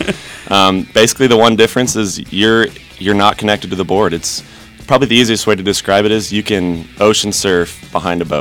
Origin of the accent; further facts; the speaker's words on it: Emmett, Idaho, United States; We're hometown boys. We're from Emmett, Idaho